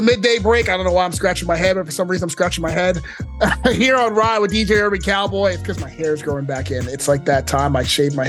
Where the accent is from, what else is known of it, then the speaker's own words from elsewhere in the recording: Maryland, United States; Then they think I'm Dominican. Motherfucker's like, oh, I'm Dominican. I'm like, no, motherfucker, I'm from Maryland.